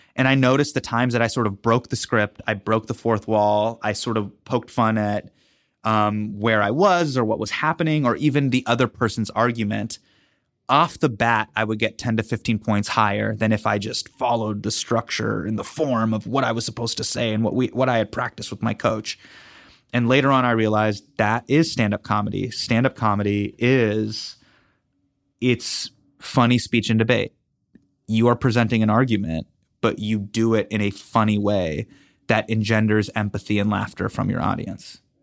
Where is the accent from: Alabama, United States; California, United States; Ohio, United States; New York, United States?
California, United States; Davis; I grew up in Davis